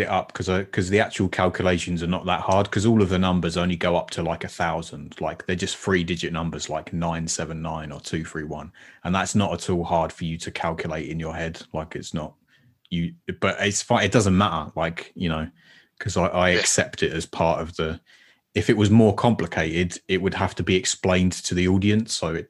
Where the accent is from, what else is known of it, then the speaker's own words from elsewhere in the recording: United Kingdom; No spheres, please. We're British.